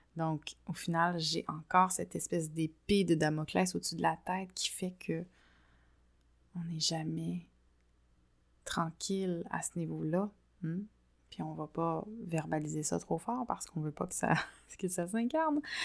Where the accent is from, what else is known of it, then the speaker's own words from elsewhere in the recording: Quebec, Canada; also born or lived in France; je suis rentrée au Québec